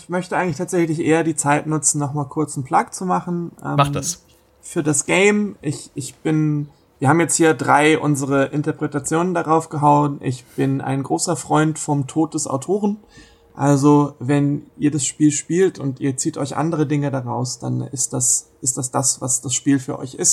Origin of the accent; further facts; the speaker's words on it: Hamburg, Germany; now in Berlin, Germany; ich bin ja in Hamburg groß geworden, ne? Und mhm. ähm, ich bin ja eigentlich ganz froh, dass ich, seit ich nach Berlin gezogen bin, das so ein bisschen hingekriegt habe, dass die Leute das nicht mehr hören, wenn ich rede.